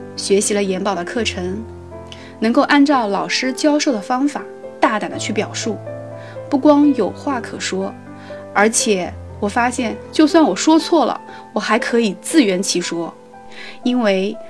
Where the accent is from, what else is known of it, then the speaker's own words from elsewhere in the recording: Ningbo, Zhejiang, China; 我来自浙江宁波， 从事教育工作